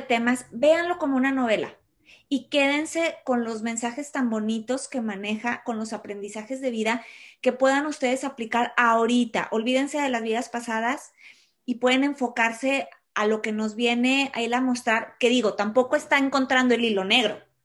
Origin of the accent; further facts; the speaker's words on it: Mexico; soy mexicana